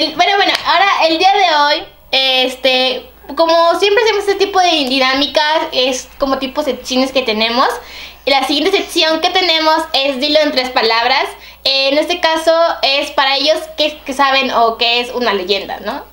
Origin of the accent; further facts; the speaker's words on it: Xalapa, Veracruz, Mexico; somos de Jalapa.